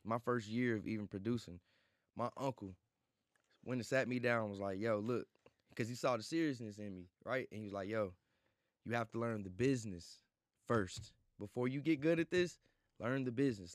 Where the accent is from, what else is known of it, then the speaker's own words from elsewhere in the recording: St. Louis, Missouri, United States; moved away; also born or lived in Atlanta; I'm from Saint Louis, born and raised